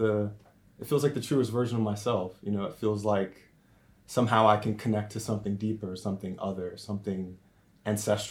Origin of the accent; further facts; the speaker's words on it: Richmond, Virginia, United States; moved away as an adult; also born or lived in Ashland, Virginia; now in Cambridge, United Kingdom; Originally, I'm from Richmond, Virginia. Actually, by way of a smaller town called Ashland